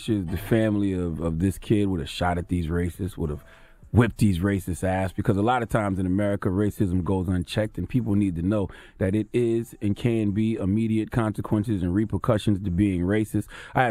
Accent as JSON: {"language": "English", "region": "South Carolina", "country": "United States", "said": "I'm from South Carolina, 843 all day."}